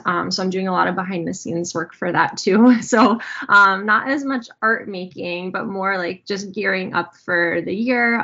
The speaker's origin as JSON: {"language": "English", "region": "New Jersey", "country": "United States", "also_born_or_lived": "upstate New York", "moved": "as an adult", "lives_now": "Pennsylvania, United States", "said": "I still feel like I'm from New Jersey at heart"}